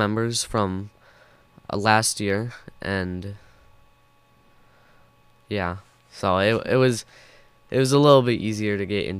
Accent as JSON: {"language": "English", "town": "Annandale", "region": "Virginia", "country": "United States", "said": "I am from Annandale."}